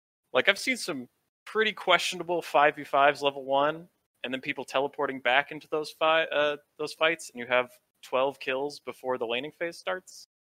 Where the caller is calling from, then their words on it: Rochester, Minnesota, United States; Rochester, Minnesota.